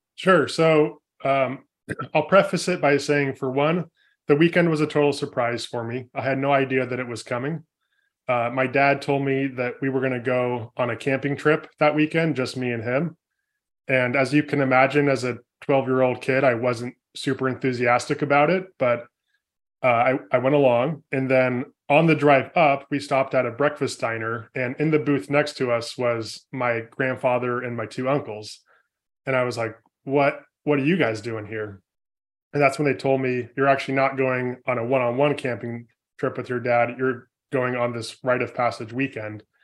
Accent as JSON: {"language": "English", "region": "California", "country": "United States", "tie": "born or raised there", "said": "born and raised in California, I come from a family of four boys"}